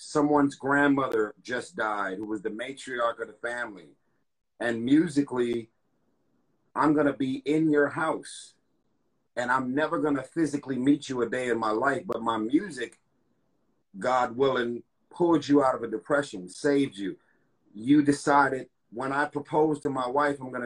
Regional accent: Los Angeles, California, United States; I grew up in South Central LA Watts

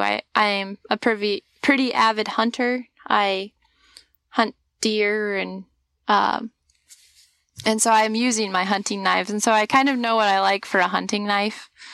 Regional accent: Washington, United States; moved away as an adult; now in Alaska, United States; I'm a farm girl from Washington. I grew up growing oats and barley and wheat

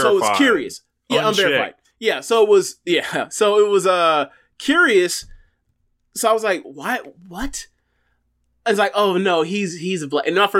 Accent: Florida, United States; I'm from Florida, born and raised. There hasn't been much time, many days I've spent outside of this state.

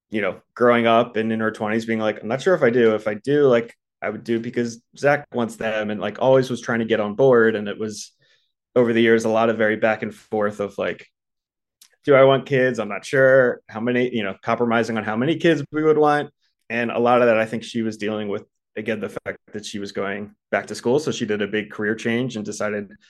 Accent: East Coast, United States; You know, I grew up on the East Coast, she grew up on the West Coast. For me, like growing up on the East Coast, you just kind of got married in your 20s and had kids by the time you were 30.

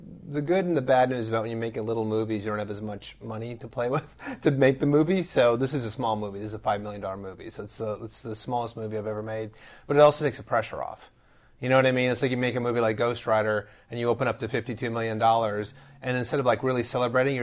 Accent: Minnesota, United States; moved away; I moved out here from Minnesota, a small little river town

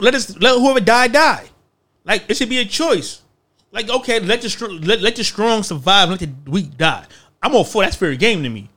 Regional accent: United States; I'm American

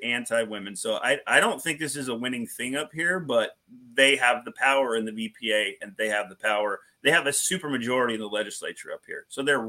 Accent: Portland, Oregon, United States; now in Hartford, Vermont, United States; I'm from Portland, Oregon. I'm from a city that's almost three times the size of the entire state.

